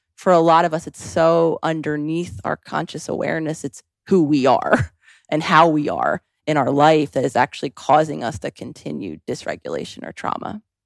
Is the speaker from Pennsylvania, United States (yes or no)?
yes; Philadelphia, Pennsylvania, United States; also born or lived in New York City / Los Angeles; now in Scottsdale, United States; growing up in Philadelphia, New York City, and then the time I spent in L